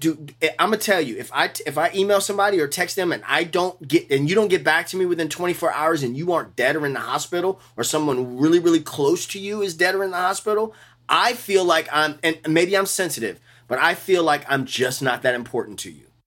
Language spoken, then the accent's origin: English; New Orleans, Louisiana, United States; I'm from New Orleans.